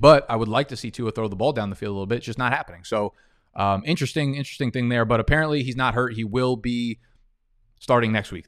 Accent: New York, United States; I'm from the East Coast, Northeast, New York

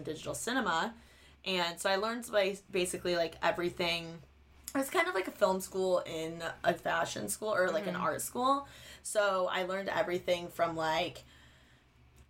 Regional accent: Bloomington, Indiana, United States; moved away as an adult; now in Los Angeles, United States; I'm from Bloomington, Indiana, and then I moved to LA because I wanted to go to school

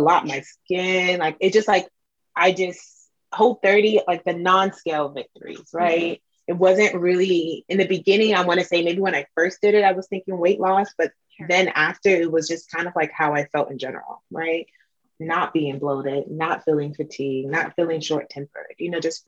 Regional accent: Nigeria; I'm Nigerian

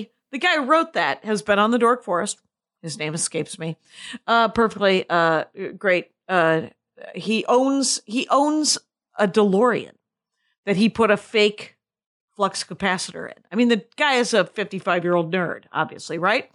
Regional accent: Milwaukee, Wisconsin, United States; my hometown. It's from Milwaukee

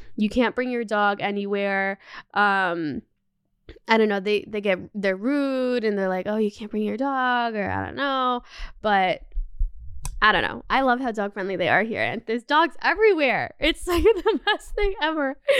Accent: Canada; also born or lived in Los Angeles, United States; now in Paris, France; I grew up in Canada

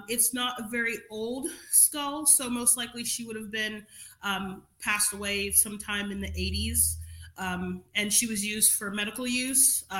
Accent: New York City, New York, United States; moved away as an adult; now in Marietta, Ohio, United States; I grew up in Crown Heights, Brooklyn

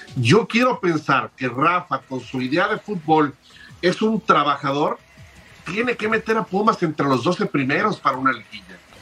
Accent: Guadalajara, Jalisco, Mexico; soy originario de Guadalajara

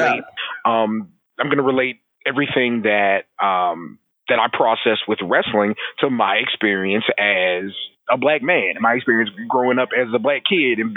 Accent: San Antonio, Texas, United States; also born or lived in Southern Maryland; now in Austin, United States; Originally from Southern Maryland. I grew up in San Antonio, Texas. I've lived in Austin, Texas for a little over 15 years now.

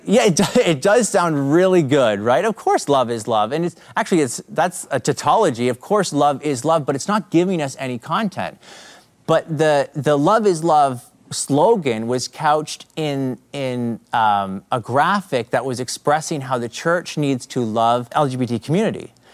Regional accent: Canada; accent: Canadian; I'm from Canada. So you might pick up the Canadian accent

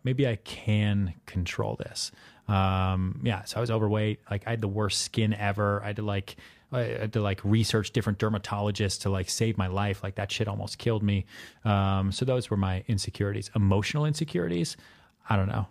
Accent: outside Boston, Massachusetts, United States; also born or lived in Texas; now in New York City, United States; I was born in Texas. I grew up outside Boston.

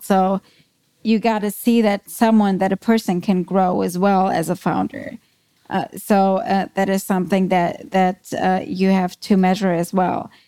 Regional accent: Germany; English is a second language; moved away as an adult; also born or lived in New York City, United States; now in Vienna, Austria; I am German. As you might be able to hear, I live in Vienna. I moved there from the Big Apple, so from New York City, where I spent the last eight years

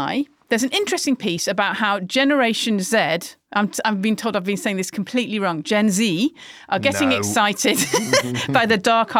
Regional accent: Manchester, North West England, United Kingdom; get upset about that because I'm from Manchester.

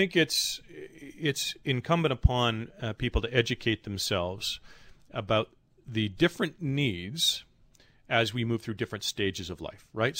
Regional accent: Canada; as a Canadian

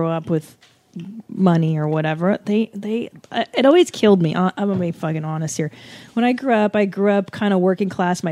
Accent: Los Angeles, California, United States; I grew up in the San Fernando Valley

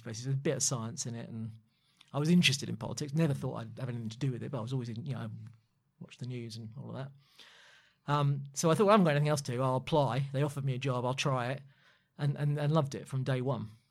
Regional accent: London, United Kingdom; as a Londoner

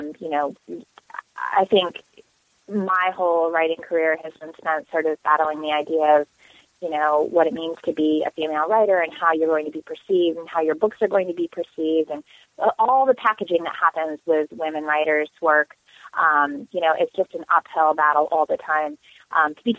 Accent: Lyndonville, Vermont, United States; moved away as an adult; also born or lived in St. Johnsbury, Vermont / Concord, Vermont; now in California, United States; I grew up in rural Vermont, in the northeast corner of Vermont, in a really small town.

